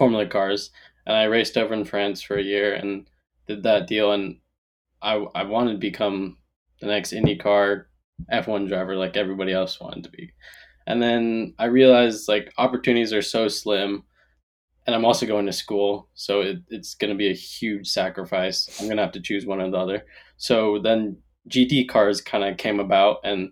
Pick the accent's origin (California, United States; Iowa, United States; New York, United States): California, United States; Moraga; moved away; I'm originally from the Bay Area, Moraga, California.